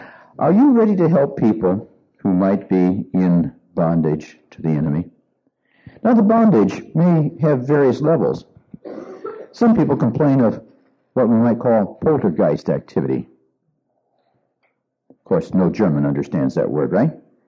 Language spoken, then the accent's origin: English; Argentina; I grew up in Argentina as an MK, and I already spoke Spanish.